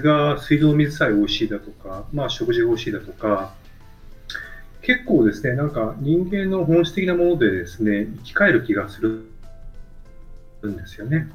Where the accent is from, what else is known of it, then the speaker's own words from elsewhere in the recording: Tokyo, Japan; 東京で生まれ育った人間なんで